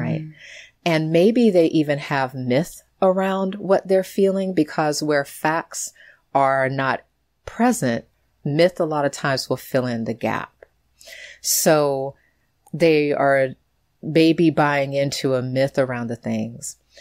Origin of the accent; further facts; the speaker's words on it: United States; growing up in the United States